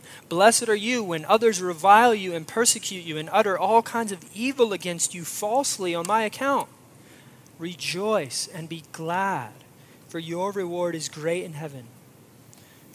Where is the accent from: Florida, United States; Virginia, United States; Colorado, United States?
Florida, United States; moved away; also born or lived in Midwest; I grew up in Florida